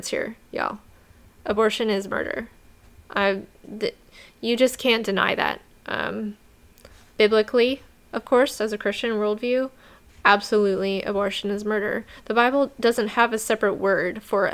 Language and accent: English; New Mexico, United States; my home state of New Mexico, where I grew up